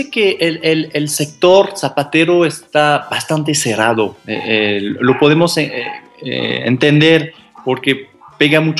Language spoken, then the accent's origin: Spanish; France; Spanish is a second language; moved away as an adult; now in Mexico; Yo llegué de Francia hace cinco años en, carguero, fíjense.